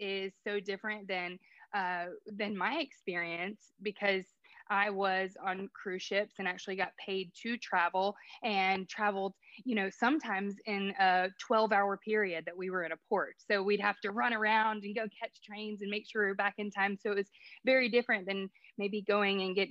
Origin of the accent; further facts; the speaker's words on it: United States; as an American